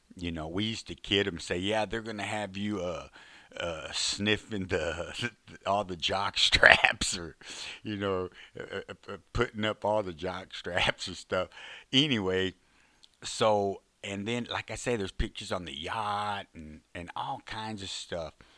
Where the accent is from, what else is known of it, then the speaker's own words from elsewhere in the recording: Fort Worth, Texas, United States; I grew up in Fort Worth